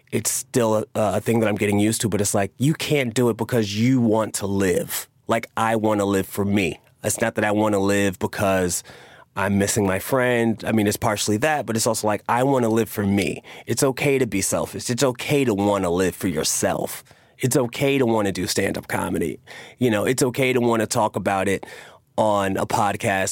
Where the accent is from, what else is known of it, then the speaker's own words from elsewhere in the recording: New York, United States; also born or lived in Queens / Harlem; Growing up in New York